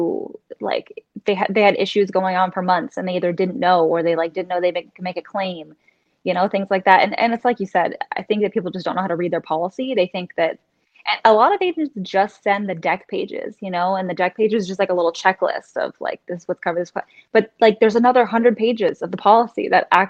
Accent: Orlando, Florida, United States; moved away as an adult; now in Fort Lauderdale, United States; I'm from Orlando, but I've been living in Fort Lauderdale since I became a lawyer, so over 3 years.

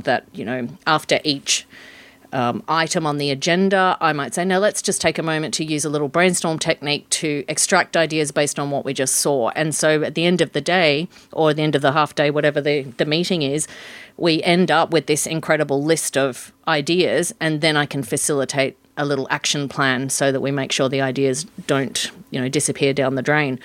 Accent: Port Hedland, Western Australia, Australia; moved away as an adult; also born or lived in Sydney; I grew up in Port Hedland

